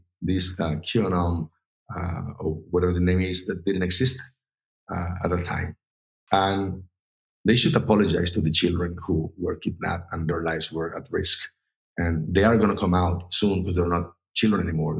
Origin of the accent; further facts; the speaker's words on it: Mexico; I'm from Mexico